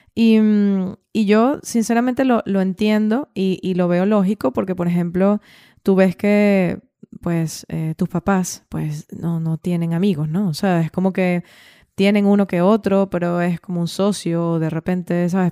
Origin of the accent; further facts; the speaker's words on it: Venezuela; moved away as an adult; also born or lived in Valencia / Dublin / Switzerland; yo salí de Venezuela teniendo 27, 27 años o 28